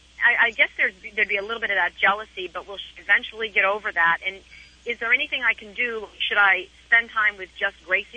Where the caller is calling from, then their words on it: Newport Beach, California, United States; I'm Newport Beach.